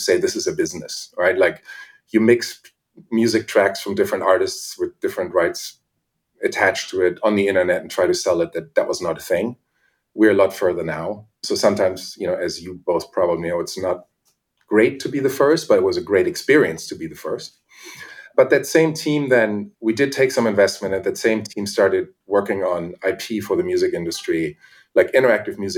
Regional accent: Germany; accent: German; English is a second language; moved away as an adult; I was born in Germany and went to art school there

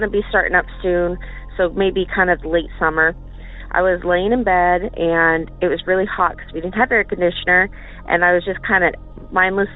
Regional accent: Morrill, Kansas, United States; moved away; I grew up in Northeast Kansas, a small town by the name of Morrill.

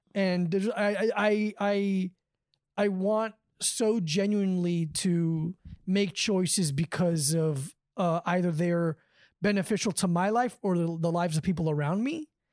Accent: Davie, Florida, United States; moved away as an adult; now in New York, United States; I'm from the same town that Todd Berry and, uh, Mike Lawrence is from.

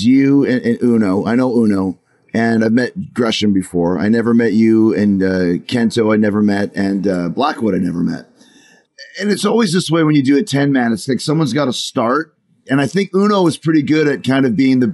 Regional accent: Canada; when I grew up, we had all the BBC shows on CBC

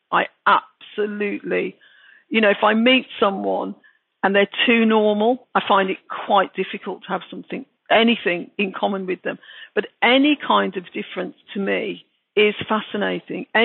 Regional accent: Birmingham, West Midlands, United Kingdom; accent: Brummie; I just sound English, you know, I just sound like a British person, a Brummie. And I very much felt a Brummie as well.

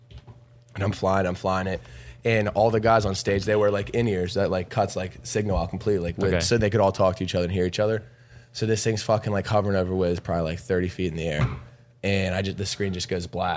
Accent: Pittsburgh, Pennsylvania, United States; I'm from Pittsburgh.

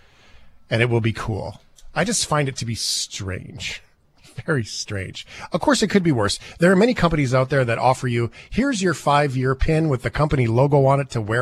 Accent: Canada; I'm patriotic as a Canadian

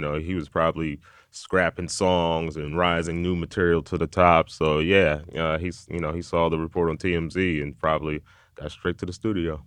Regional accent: Columbus, Ohio, United States; moved away; I'm originally from Columbus, Ohio

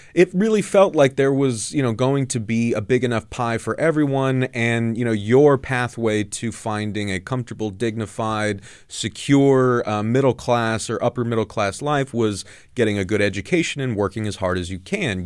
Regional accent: Southern California, United States; I grew up very conservative in Southern California

